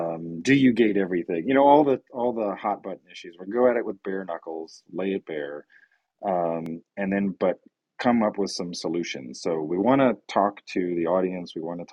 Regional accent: Brazil; now in United States; when we moved to the US from Brazil, inflation in Brazil was at 4,000%, right?

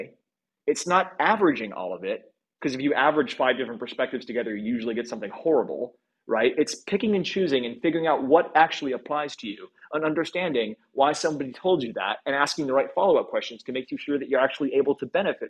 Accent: Midwest, United States; now in Bay Area, United States; I come from the Midwest

